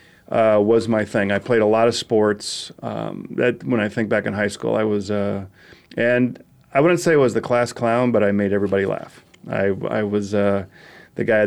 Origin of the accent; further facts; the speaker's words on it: St. Paul, Minnesota, United States; growing up in St. Paul, Minnesota, played everything possible.